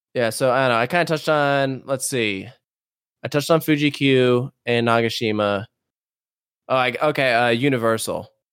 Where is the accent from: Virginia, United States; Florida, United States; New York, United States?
Virginia, United States; I'm from Virginia